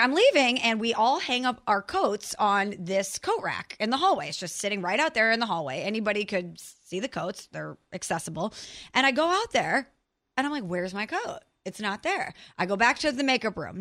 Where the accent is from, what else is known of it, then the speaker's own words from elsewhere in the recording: St. Louis, Missouri, United States; moved away; I'm from Saint Louis